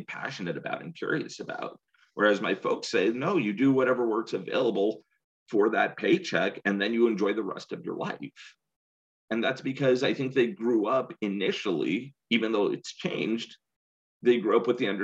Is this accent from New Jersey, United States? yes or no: no; San Jose, California, United States; moved away as an adult; also born or lived in Seattle / Davis / Connecticut / Riverside; I grew up in the Bay Area. I grew up in San Jose